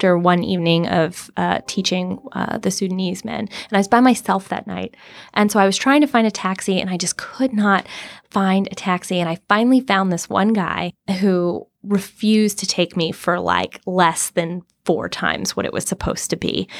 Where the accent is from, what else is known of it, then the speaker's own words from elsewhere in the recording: Mobile, Alabama, United States; moved away; also born or lived in Amman, Jordan; I'm from Mobile, Alabama